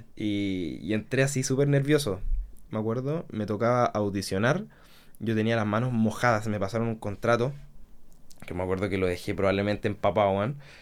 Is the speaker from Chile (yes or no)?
yes; Concepción, Biobío, Chile; yo soy de Conce